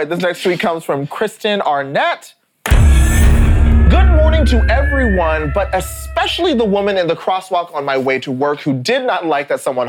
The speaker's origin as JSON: {"language": "English", "town": "Lewisville", "region": "Texas", "country": "United States", "tie": "born or raised there", "said": "I grew up in Lewisville"}